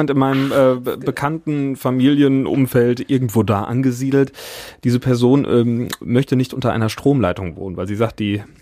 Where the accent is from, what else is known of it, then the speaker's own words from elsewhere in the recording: Burbach, North Rhine-Westphalia, Germany; ich komme ursprünglich aus Burbach, relativ nah mhm. äh, am, am Dreiländereck und äh, Westerwald.